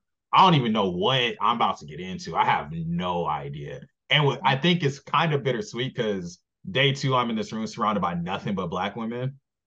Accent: Los Angeles, California, United States; it's like half the people in our room was from LA. So we had that common ground.

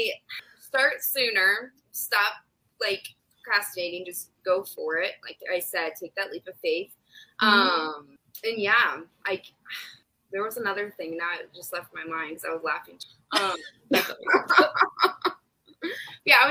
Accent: Ohio, United States; moved away as an adult; also born or lived in South Carolina / Virginia; I am from Ohio, but I've lived other places. We've been back for almost a year and a half

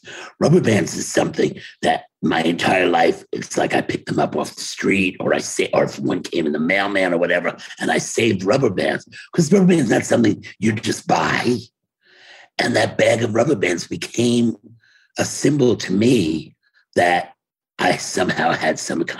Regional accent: Brooklyn, New York, United States; But if there's a meeting, even if he came from LA and I came from Brooklyn, we're always going to be the first ones to show up at a meeting.

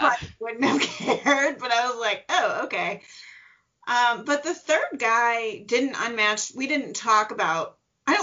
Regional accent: Midwest, United States; I'm a Midwesterner

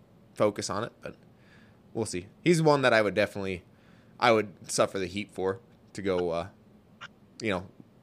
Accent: South Dakota, United States; also born or lived in northeast Montana; now in Montana, United States; I grew up in South Dakota

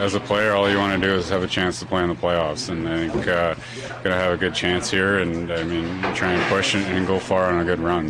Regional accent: Canada; being a Canadian kid playing in the Canadian market

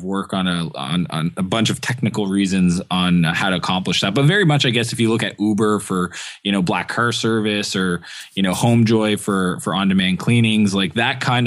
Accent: Eastern Canada, Canada; moved away; where I grew up in Eastern Canada

